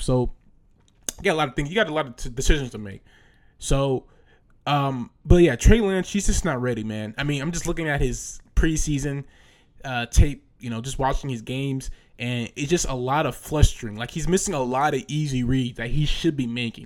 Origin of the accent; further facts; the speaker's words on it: Bay Area, California, United States; I live in the Bay Area. I'm from the Bay Area